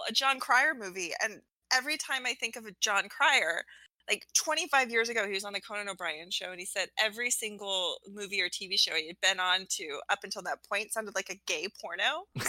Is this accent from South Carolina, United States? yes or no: no; Alaska, United States; I grew up in Alaska. It was dark.